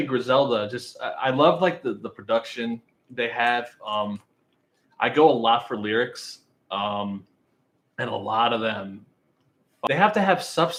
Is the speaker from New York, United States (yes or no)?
yes; New York, United States; I'm from the East Coast. I'm mm-hmm. from New York originally